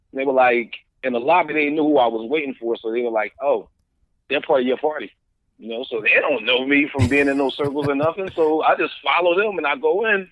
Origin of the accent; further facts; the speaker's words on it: Philadelphia, Pennsylvania, United States; I'm from Philly